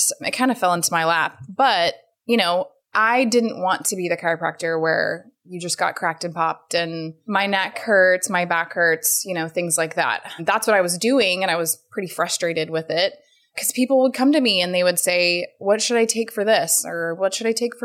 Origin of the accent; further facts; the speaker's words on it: Fort Worth, Texas, United States; now in Houston, United States; I was from Fort Worth, so it was, you know, close to home and family